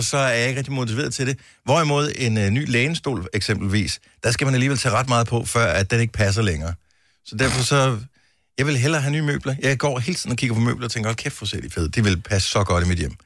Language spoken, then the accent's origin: Danish; Denmark; jeg er jo dansker